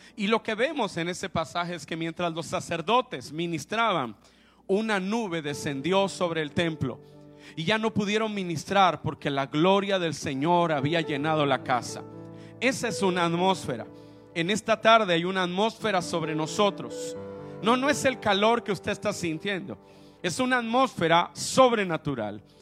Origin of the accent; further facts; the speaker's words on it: Veracruz, Mexico; yo soy mexicano, sé que parezco así como de Finlandia, pero soy veracruzano